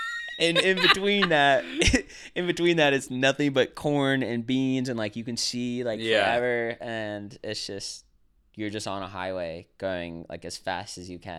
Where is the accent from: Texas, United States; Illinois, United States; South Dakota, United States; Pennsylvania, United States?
South Dakota, United States; So I say a lot of times when I say South Dakota, people are like